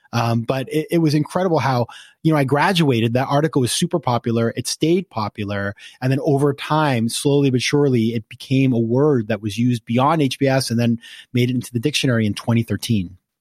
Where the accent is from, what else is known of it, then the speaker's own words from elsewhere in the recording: Sanford, Maine, United States; moved away as an adult; also born or lived in Washington, D.C.; I'm from Maine. I'm from a small town in Maine. It's called Sanford, 20,000 people four stoplights